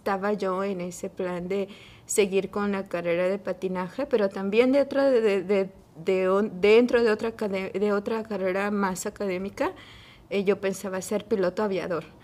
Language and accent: Spanish; Mexico City, Mexico; Bueno, yo originalmente soy de la Ciudad de México. Eh, allá nací, allá crecí.